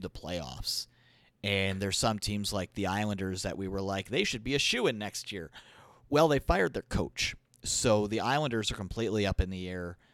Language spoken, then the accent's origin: English; Alberta, Canada; I was born in Alberta. I was born just a little bit west of Edmonton